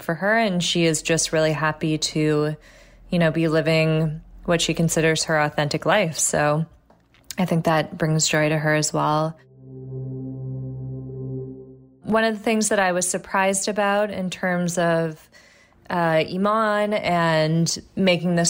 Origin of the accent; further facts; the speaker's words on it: Toronto, Ontario, Canada; I am from Toronto